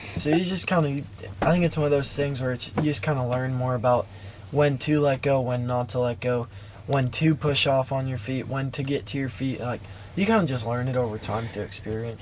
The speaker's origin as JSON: {"language": "English", "town": "Chicago", "region": "Illinois", "country": "United States", "tie": "born or raised there", "said": "when I was in uh, Chicago at the UTB"}